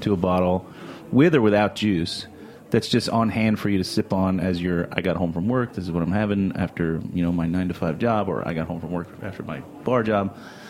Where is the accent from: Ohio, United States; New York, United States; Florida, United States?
Florida, United States; I'm from Florida. Thank you, Florida.